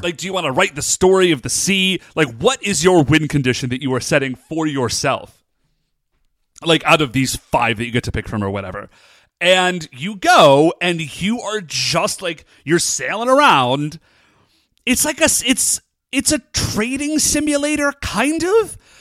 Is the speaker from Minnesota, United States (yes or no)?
no; Cleveland, Ohio, United States; I'm from Cleveland. I can handle the winter